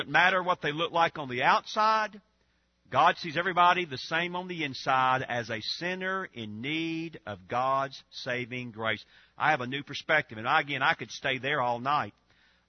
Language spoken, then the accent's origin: English; Georgia, United States; I grew up in Georgia.